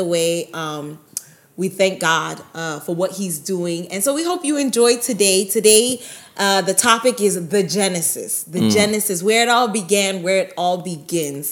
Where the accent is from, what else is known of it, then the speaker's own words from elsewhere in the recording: New York City, New York, United States; also born or lived in Buffalo; I was born and raised in Brooklyn, New York